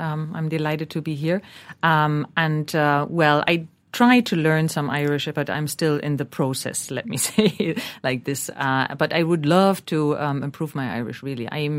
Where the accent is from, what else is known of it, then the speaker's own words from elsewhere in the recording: Berlin, Germany; English is a second language; West Berlin, I was brought up in East Berlin, but West Berlin was basically around the corner and we could see the wall.